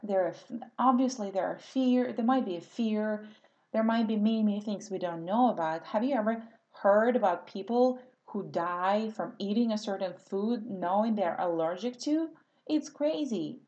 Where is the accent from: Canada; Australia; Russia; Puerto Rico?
Russia; English is a second language; moved away as an adult; now in California, United States; because I grew up in Soviet Russia.